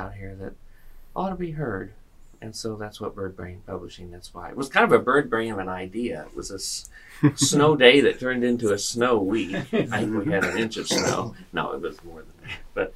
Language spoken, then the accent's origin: English; Vincennes, Indiana, United States; Well, I'm a native of Vincennes, Indiana, and that's where I grew up.